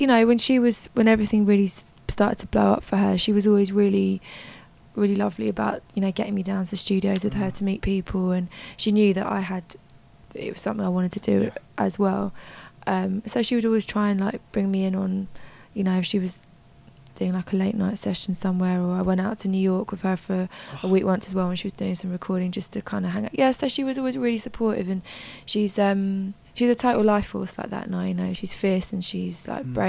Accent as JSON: {"language": "English", "region": "London", "country": "United Kingdom", "tie": "born or raised there", "said": "being a teenager growing up in London"}